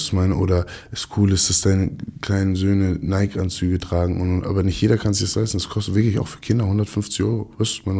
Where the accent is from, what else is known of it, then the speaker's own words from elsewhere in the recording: Hamburg, Germany; also born or lived in Kiel; als Hamburger, sag ich mal, von Hamburg